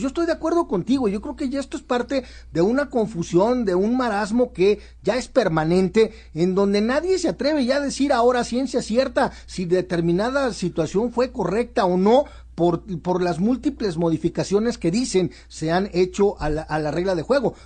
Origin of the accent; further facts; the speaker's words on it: Guadalajara, Jalisco, Mexico; como tapatío